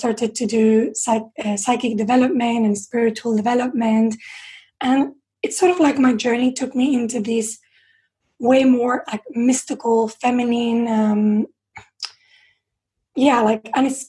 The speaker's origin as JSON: {"language": "English", "country": "Spain", "also_born_or_lived": "London", "moved": "yes", "lives_now": "England", "said": "when I came to live in England, because I'm from Spain"}